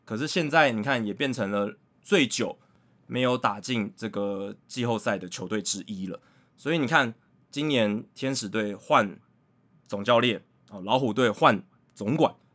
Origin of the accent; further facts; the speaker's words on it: Taiwan; 那如果用我们台湾人比较知道的文化脉络来看的话